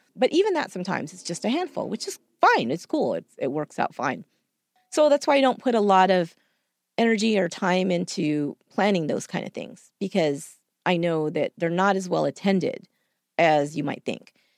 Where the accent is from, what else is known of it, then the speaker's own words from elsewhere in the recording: San Jose, California, United States; here in my hometown. I live in San Jose